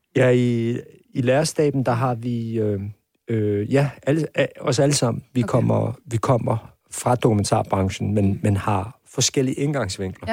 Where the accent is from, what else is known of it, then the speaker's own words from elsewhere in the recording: Hvidovre, Capital Region of Denmark, Denmark; jeg voksede op ude i Avedre Stationsby